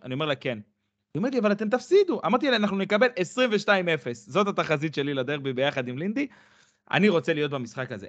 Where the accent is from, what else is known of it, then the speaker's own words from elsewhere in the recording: Bat Yam, Tel Aviv District, Israel; אני גדלתי בבת ים